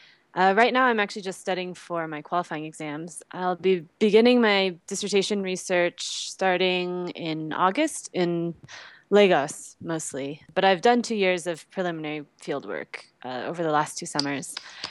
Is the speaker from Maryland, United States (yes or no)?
no; Colorado, United States; also born or lived in Baltimore; I'm Chinese-American. I was born in the U.S. in Baltimore. I grew up in Colorado.